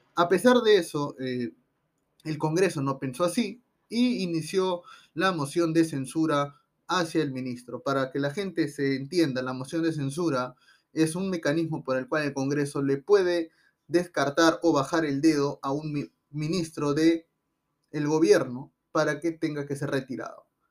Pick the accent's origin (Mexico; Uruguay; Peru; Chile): Peru; los perjudicados somos los propios peruanos